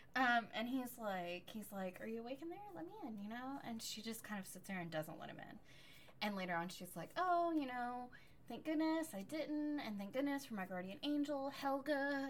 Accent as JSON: {"language": "English", "country": "United States", "said": "I am an American"}